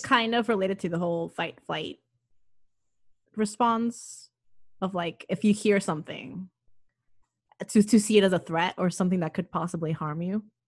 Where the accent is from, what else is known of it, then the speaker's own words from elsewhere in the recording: Miami, Florida, United States; moved away as an adult; also born or lived in Massachusetts; I grew up in Miami